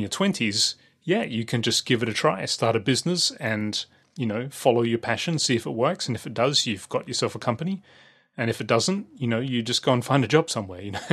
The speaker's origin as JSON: {"language": "English", "country": "Australia", "tie": "born or raised there", "said": "when I was growing up in Australia"}